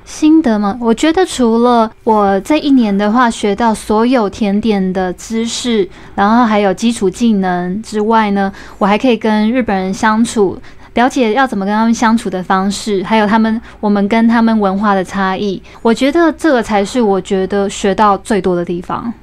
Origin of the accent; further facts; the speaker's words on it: Taiwan; moved away as an adult; also born or lived in Tokyo, Japan; 我在台湾吃到的